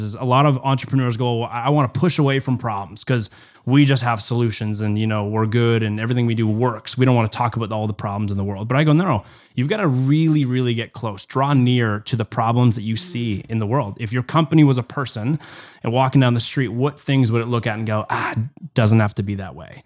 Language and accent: English; Canada; as a Canadian